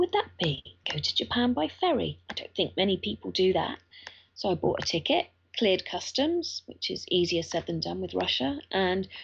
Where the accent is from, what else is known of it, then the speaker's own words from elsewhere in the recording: United Kingdom; as a British person, I can get an electronic visa online